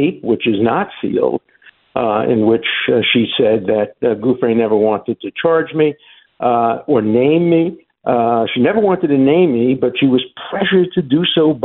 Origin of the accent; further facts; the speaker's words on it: United States; I'm an American at heart. I was, you know, born here